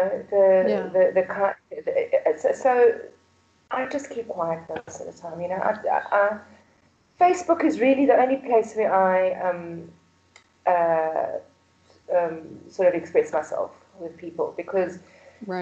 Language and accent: English; Pretoria, Gauteng, South Africa; born and bred in South Africa, in Pretoria